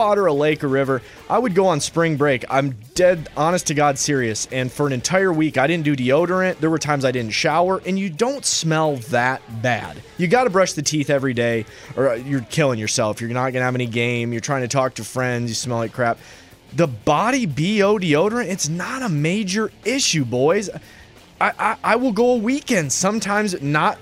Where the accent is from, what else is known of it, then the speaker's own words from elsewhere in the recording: the North, United States; I'm from the North